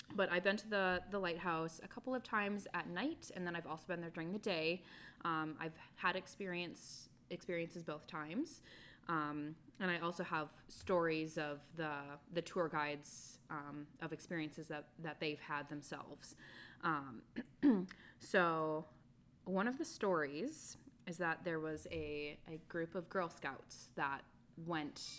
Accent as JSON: {"language": "English", "region": "Wisconsin", "country": "United States", "also_born_or_lived": "Michigan", "moved": "yes", "lives_now": "Florida, United States", "said": "I moved here from Michigan and I'm originally from Wisconsin"}